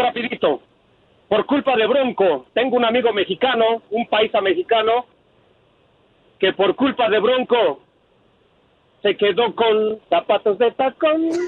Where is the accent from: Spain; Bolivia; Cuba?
Bolivia; soy el único boliviano que tuvo que aprender a hablar mexicano